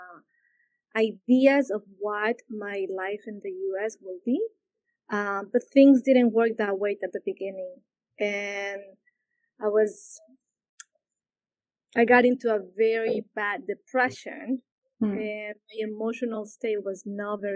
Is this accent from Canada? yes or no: no; Lima, Peru; English is a second language; moved away as an adult; now in United States; I was born in Peru, born and raised in Peru.